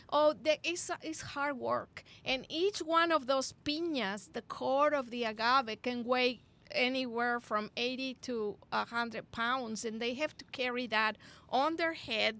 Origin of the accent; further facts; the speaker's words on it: Monterrey, Nuevo León, Mexico; I remember growing up in Monterrey, Mexico